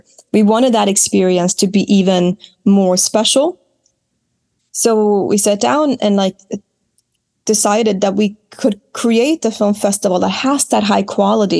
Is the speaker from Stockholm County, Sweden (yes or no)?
no; Smygehuk, Skåne, Sweden; I grew up in Smygehuk in Sweden, which is the most southern point of the entire country.